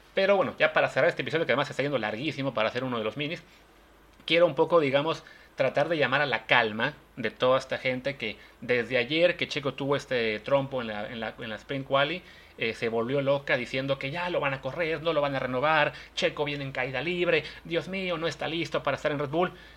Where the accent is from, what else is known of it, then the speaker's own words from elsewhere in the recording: Mexico; como aficionados mexicanos